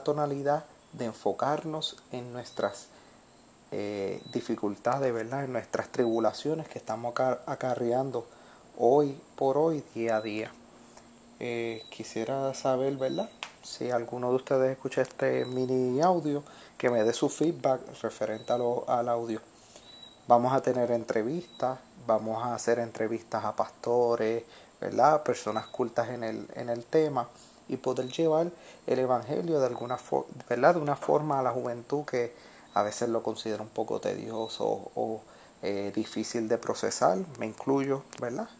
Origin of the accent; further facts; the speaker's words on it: Puerto Rico; a mí como puertorriqueño